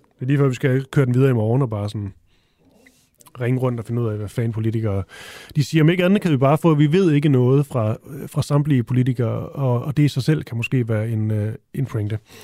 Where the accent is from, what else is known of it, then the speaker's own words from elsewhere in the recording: Funen, Southern Denmark, Denmark; Jeg er også fra Fyn